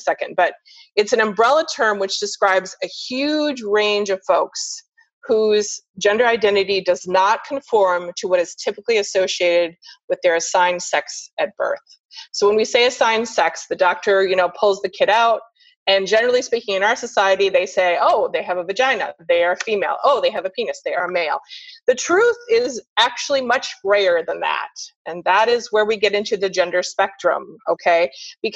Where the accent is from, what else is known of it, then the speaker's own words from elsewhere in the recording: Seattle, Washington, United States; now in Sarasota, United States; I'm from Seattle